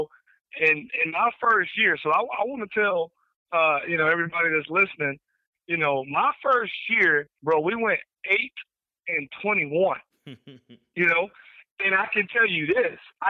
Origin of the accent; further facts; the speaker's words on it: Amarillo, Texas, United States; also born or lived in Lubbock; Born and raised in Amarillo, graduated from Amarillo Paladero.